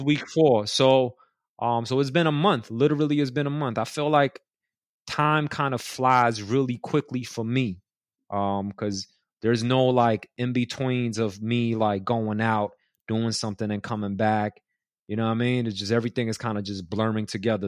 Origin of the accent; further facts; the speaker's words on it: New York City, New York, United States; I grew up in Elmhurst in Queens